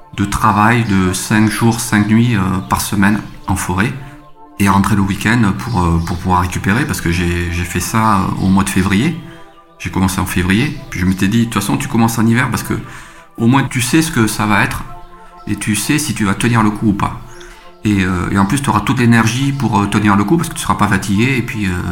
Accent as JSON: {"language": "French", "town": "Toulouse", "region": "Occitania", "country": "France", "tie": "born or raised there", "said": "je suis originaire de la région toulousaine. Euh, j'ai grandi en cité au Mirail et j'ai fait les beaux-arts euh, à Toulouse"}